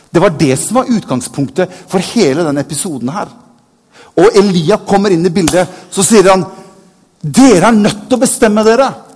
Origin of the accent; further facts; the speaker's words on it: Bergen, Vestland, Norway; jeg er født i Bergen.